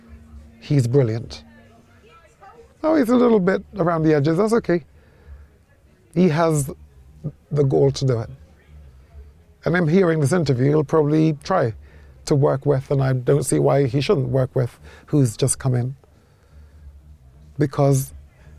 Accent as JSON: {"language": "English", "country": "Jamaica", "said": "I'm a Jamaican, we love cricket too"}